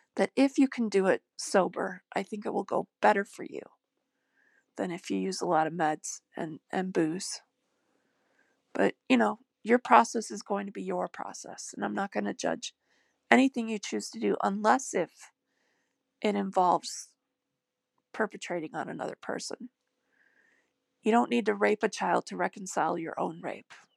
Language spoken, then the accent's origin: English; United States; I was born in America